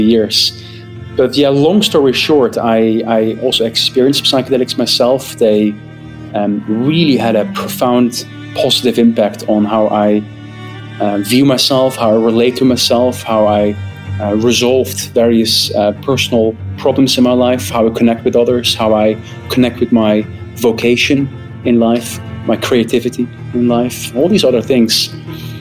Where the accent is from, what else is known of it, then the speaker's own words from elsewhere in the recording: northeast Netherlands, Netherlands; also born or lived in Groningen; Originally, I'm from Holland. I'm born and raised in the north east of the Netherlands